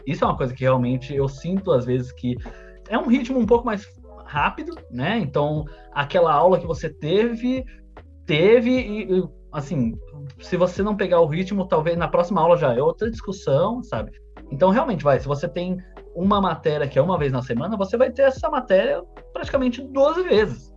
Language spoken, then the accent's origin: Portuguese; Santo André, São Paulo, Brazil; eu sou de Santo André